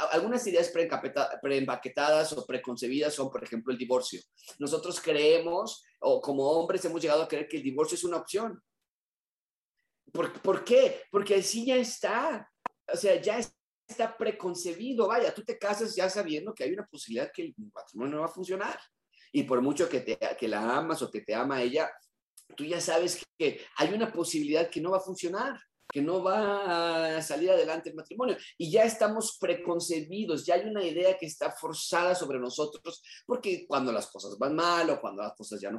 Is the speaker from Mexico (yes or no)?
yes; Mexico; born there; Nacimos en México, somos eh, de tradición católica, tenemos eh, mucha superstición